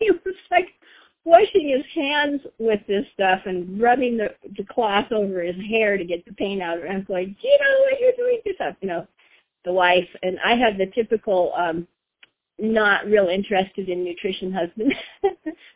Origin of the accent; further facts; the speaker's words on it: Oregon, United States; I'm from Oregon, and we have been in NeoLife for a little over 40 years now